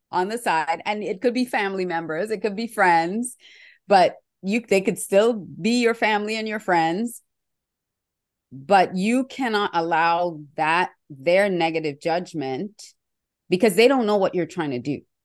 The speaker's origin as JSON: {"language": "English", "country": "Australia", "tie": "born or raised there", "said": "when I was growing up in Australia"}